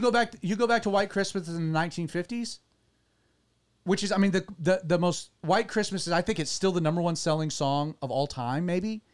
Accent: United States; as an American

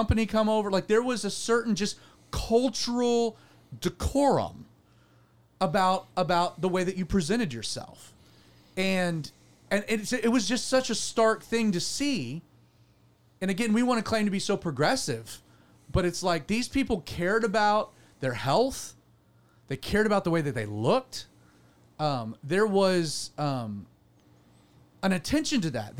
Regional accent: Deep South, United States; I grew up in Calvary Chapel in the Deep South

